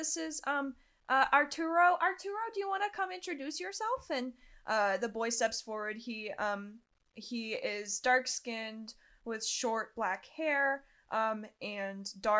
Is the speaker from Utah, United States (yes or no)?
yes; Utah, United States; But yeah, I'm originally from Utah.